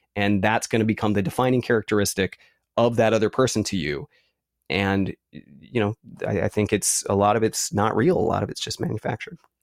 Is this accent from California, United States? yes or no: yes; San Francisco, California, United States; also born or lived in Santa Cruz, California; I grew up in San Francisco